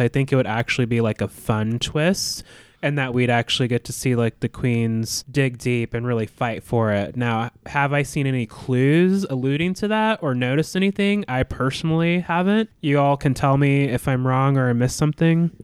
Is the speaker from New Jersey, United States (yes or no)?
no; Alaska, United States; moved away; I'm from Alaska, too